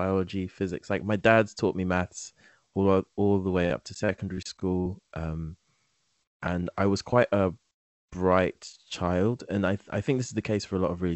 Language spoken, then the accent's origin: English; London, United Kingdom; also born or lived in Nigeria; London, specifically Southeast London, has been my home for the last 17 years